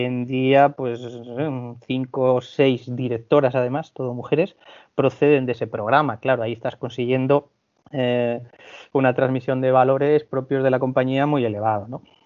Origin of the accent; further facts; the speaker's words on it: Asturias, Spain; moved away as an adult; also born or lived in Balearic Islands / Canary Islands / Vigo; procedo de Asturias